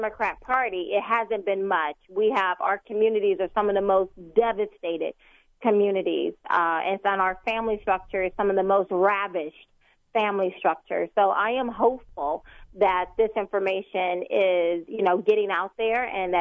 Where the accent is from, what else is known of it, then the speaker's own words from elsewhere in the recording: United States; I'm an American